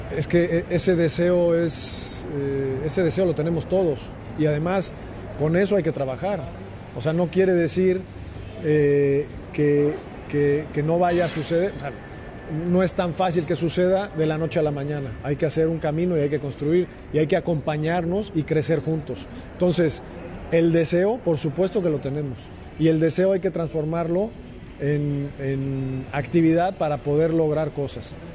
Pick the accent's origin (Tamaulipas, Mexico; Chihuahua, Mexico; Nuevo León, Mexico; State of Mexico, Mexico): Chihuahua, Mexico; also born or lived in Torreón, Coahuila; a mi tierra soy nacido en Torreón, creado en Chihuahua y es un estado grandísimo